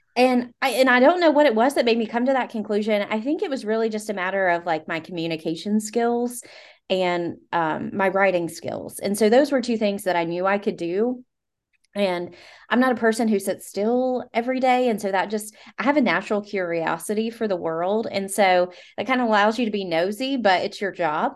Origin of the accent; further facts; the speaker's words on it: Southwest Virginia, United States; I'm from Southwest Virginia